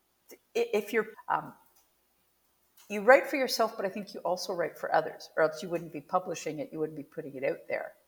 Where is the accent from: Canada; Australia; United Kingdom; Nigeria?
Canada; I'm Canadian